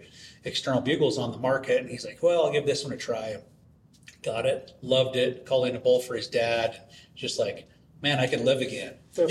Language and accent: English; Weippe, Idaho, United States; Idaho, north central Idaho.